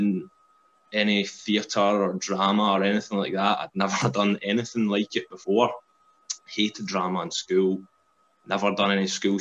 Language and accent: English; Glasgow, Scotland, United Kingdom; I'm from Glasgow